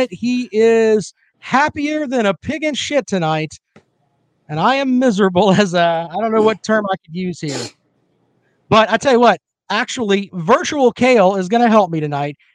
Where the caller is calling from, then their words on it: Columbia, South Carolina, United States; I come to you from Columbia, South Carolina.